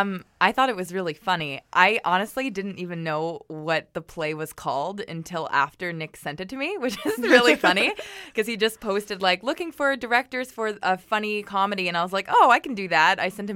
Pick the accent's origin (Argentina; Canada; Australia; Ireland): Canada; let's make our porno like really Canadian because people love Canadians and we're Canadian.